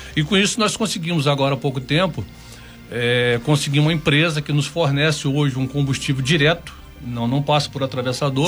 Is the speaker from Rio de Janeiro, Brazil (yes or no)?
yes; Angra dos Reis, Rio de Janeiro, Brazil; da nossa bela Ilha Grande, querida Ilha Grande, do meu coração, onde eu fui criado